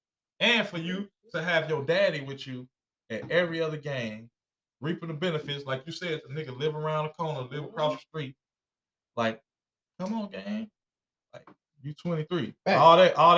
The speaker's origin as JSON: {"language": "English", "town": "Chicago", "region": "Illinois", "country": "United States", "said": "I'm from Chicago"}